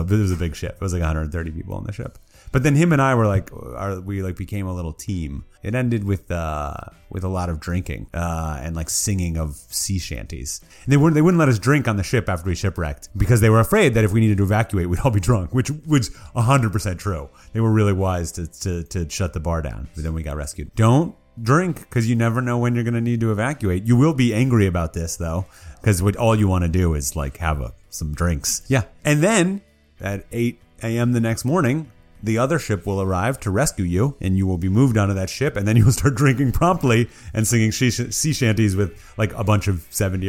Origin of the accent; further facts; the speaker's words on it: Minneapolis, Minnesota, United States; I was born in Minnesota. I moved around, but I ended up back in Minneapolis when I was like 10. So growing up, as I became a young teen